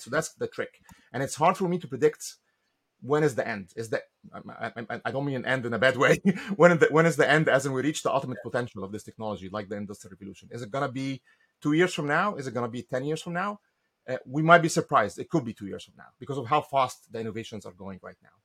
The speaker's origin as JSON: {"language": "English", "country": "Egypt", "moved": "as an adult", "lives_now": "United States", "said": "I came to the US in 1995. I'm from Egypt originally."}